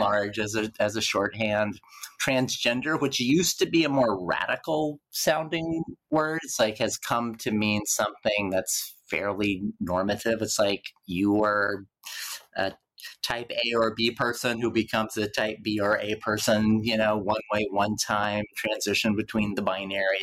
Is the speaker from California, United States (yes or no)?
no; Lawton, Oklahoma, United States; my public library in Lawton, Oklahoma